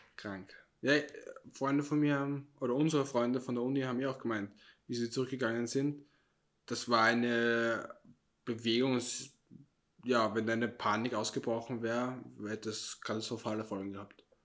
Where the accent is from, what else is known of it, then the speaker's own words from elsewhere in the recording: Austria; Ich bin Österreicher.